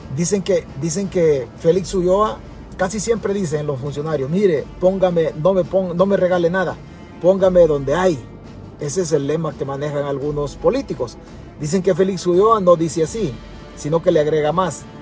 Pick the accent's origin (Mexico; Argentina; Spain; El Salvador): El Salvador; nosotros como salvadoreños